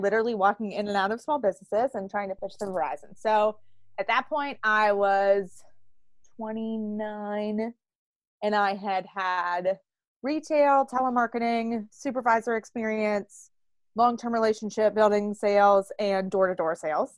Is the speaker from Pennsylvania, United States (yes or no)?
yes; Pittsburgh, Pennsylvania, United States; I am from Pittsburgh, Pennsylvania